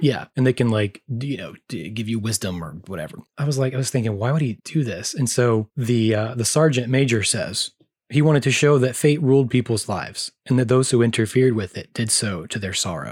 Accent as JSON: {"language": "English", "region": "American South", "country": "United States", "said": "we're from the American South"}